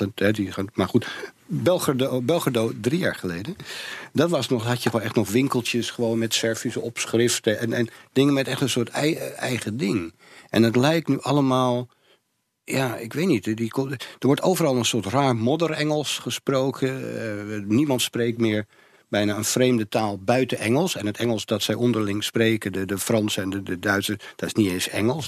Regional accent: Amsterdam, North Holland, Netherlands; Ik ben in de Jordaan geboren

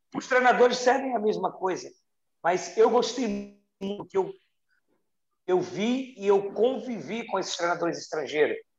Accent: Rio de Janeiro, Brazil; da minha cidade, minha cidade natal, onde eu amo, sou apaixonado, que é o Rio de Janeiro

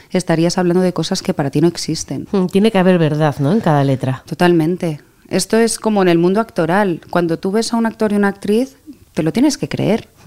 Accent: Catalonia, Spain; also born or lived in Greece; No, pero me crié en Grecia.

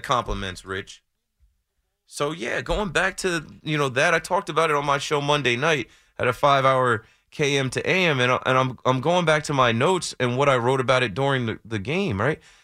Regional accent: Ocean Township, New Jersey, United States; there was a Carvel that I grew up going to in Ocean Township

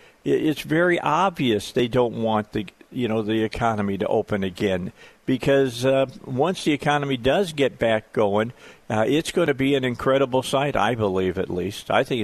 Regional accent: Gary, Indiana, United States; I'm just a guy that grew up in the Midwest. I'm a guy from Indiana. I'm a guy who was born in Gary, Indiana, of all places.

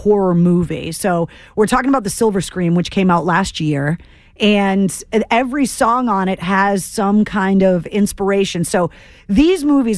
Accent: Leominster, Massachusetts, United States; I'm originally from Leominster

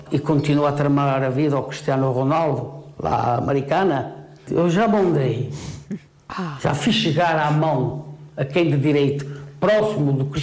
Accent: Portugal; Eu falo só simplesmente como português

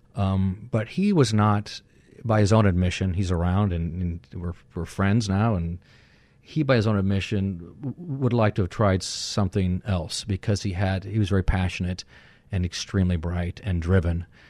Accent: Sierra Madre, California, United States; I grew up in Cerro Madre, California, which is, you know, tiny town in San Gabriel Valley, in the Pasadena area.

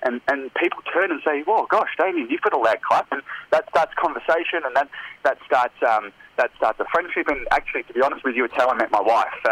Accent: Melbourne, Victoria, Australia; now in South Australia, Australia; I'm originally from Melbourne, currently living in South Australia.

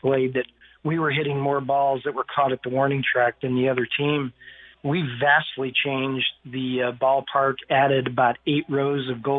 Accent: Chicago, Illinois, United States; moved away; my hometown

